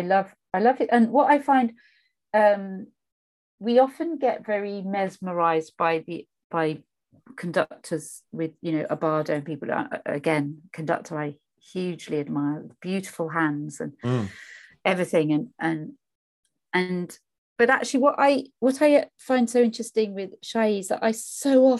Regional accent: Norfolk, East of England, United Kingdom; I grew up in Norfolk

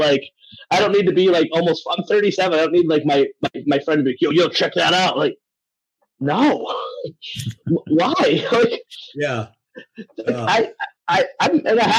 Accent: Meriden, Connecticut, United States; also born or lived in Wallingford, Connecticut; where I'm from in Wallingford, Connecticut. I'm from Meriden.

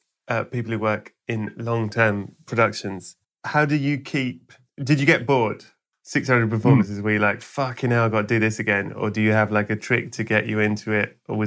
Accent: England, United Kingdom; as an English person

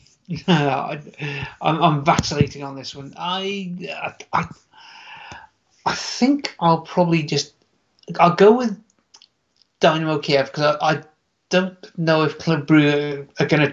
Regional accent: United Kingdom; I'm British, I'm always going with that sense of humor.

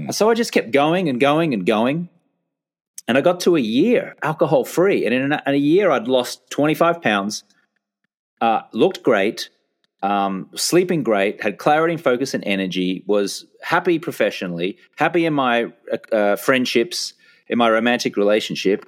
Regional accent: Brisbane, Queensland, Australia; moved away as an adult; back in my hometown of Brisbane, Australia from my late teens, uh, right up until when I left Australia in my early thirties.

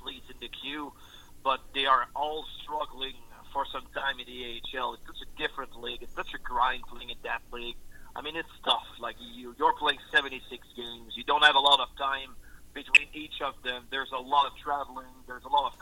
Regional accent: Victoriaville, Quebec, Canada; moved away as an adult; also born or lived in Jonquière / Sherbrooke; I'm from Victoriaville, so the Tigers have been by my hometown team forever. As a young guy growing up with my father, we had season tickets

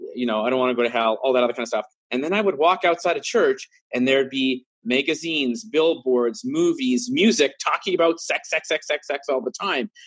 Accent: Vancouver, British Columbia, Canada; growing up in Vancouver

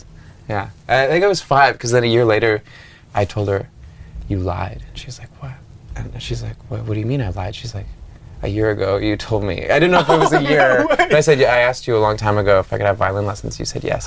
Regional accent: Ottawa, Ontario, Canada; now in Montreal, Canada; I grew up in Ottawa, which is like 2 hours away from here.

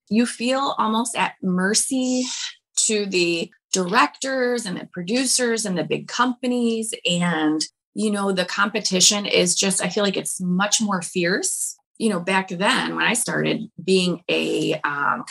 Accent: Detroit, Michigan, United States; I'm from Detroit

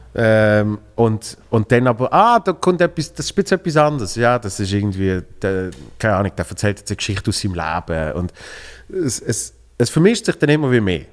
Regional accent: Basel, Basel-Stadt, Switzerland; wir sind zwar beide äh, äh von Basel.

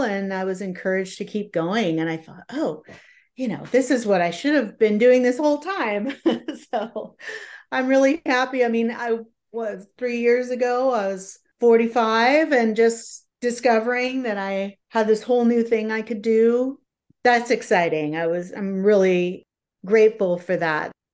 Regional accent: San Jose, California, United States; moved away as an adult; now in Seattle, United States; I grew up in a suburb of San Jose, which is just south of San Francisco

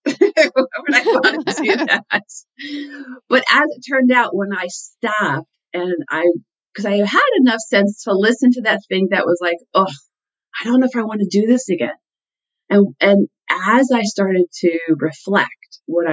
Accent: Connecticut, United States; I grew up in Connecticut

